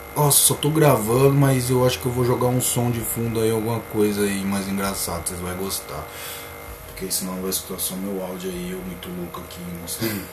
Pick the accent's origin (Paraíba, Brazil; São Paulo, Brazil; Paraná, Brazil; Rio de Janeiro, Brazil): São Paulo, Brazil; Limeira; sou daqui. Sou daqui, eu sou lá de Limeira, trabalho na Semapa, eu falo, sou de Limeira.